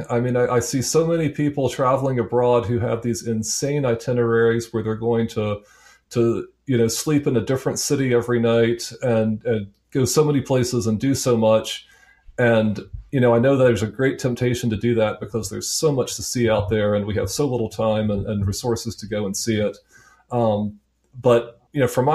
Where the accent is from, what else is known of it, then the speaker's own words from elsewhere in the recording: United States; as American